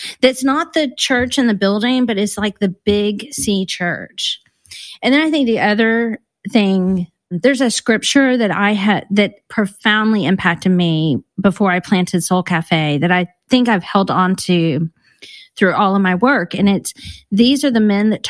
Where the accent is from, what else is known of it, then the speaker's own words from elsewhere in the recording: Hunt, Texas, United States; moved away as an adult; now in London, United Kingdom; I grew up in Hunt, Texas. I mean, I tell people I grew up in Kerrville